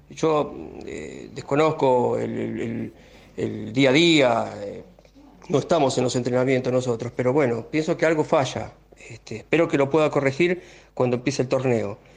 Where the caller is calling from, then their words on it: Bernal, Buenos Aires Province, Argentina; Hola, buenas noches, Beto y a toda la audiencia de Vuelo en mí. Bueno … de Bernal.